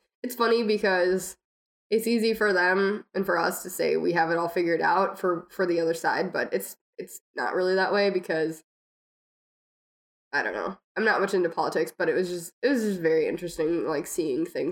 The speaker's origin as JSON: {"language": "English", "region": "Minnesota", "country": "United States"}